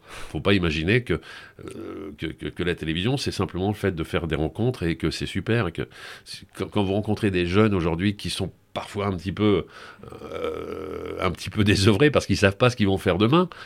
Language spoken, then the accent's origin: French; Paris region, Île-de-France, France; moved away; also born or lived in Brittany; je suis né en Bretagne, mais après j'ai vécu mon adolescence et, une grande partie de mon enfance au Muron, en région parisienne